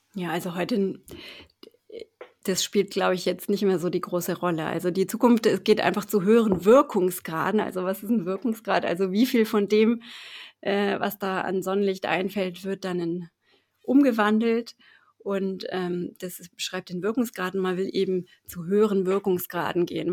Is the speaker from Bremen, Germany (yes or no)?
yes; Bremen, Germany; moved away as an adult; now in Freiburg, Germany; ich komme eben aus Bremen und habe da auch 30 Jahre gelebt